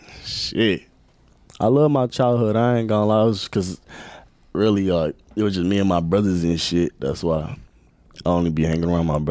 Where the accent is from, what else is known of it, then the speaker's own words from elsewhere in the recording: Milwaukee, Wisconsin, United States; also born or lived in Kenya; I was born in Kenya, Africa. Oh, yeah. And I was raised in Milwaukee, Wisconsin.